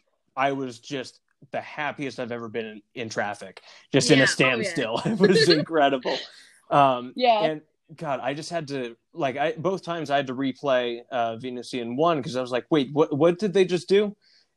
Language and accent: English; Seattle, Washington, United States; now in California, United States; I was driving up to Seattle, That's where I grew up.